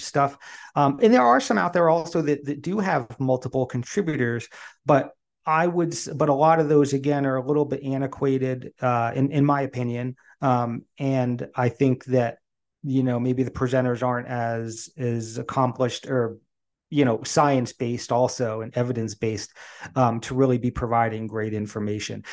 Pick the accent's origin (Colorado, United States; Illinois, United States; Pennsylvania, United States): Pennsylvania, United States; the Poconos; I grew up in the Poconos